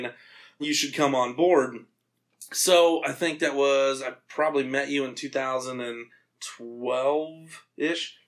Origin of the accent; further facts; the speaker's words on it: Iowa, United States; we're all from Iowa